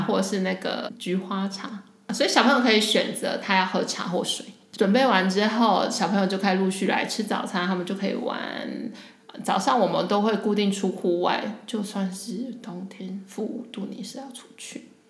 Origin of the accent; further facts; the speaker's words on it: Taiwan; moved away as an adult; now in Zurich, Switzerland; 我在台湾的家，就是我们的大家庭，其实就是一个很爱过节的家庭